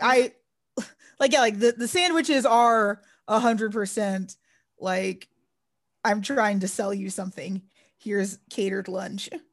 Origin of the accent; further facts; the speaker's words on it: Texas, United States; I grew up in Texas.